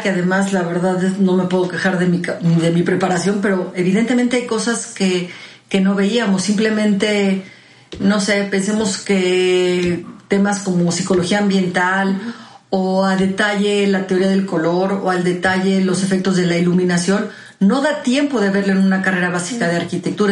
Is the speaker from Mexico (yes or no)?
yes; Mexico; como mexicanos